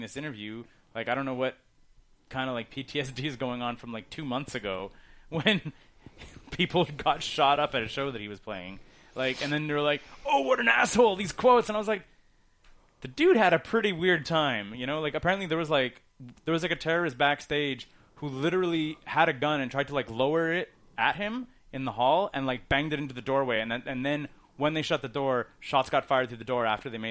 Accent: Canada; as a Canadian

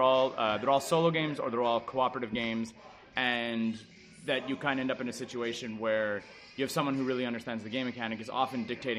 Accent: Canada; we are Canadian and we're in Texas

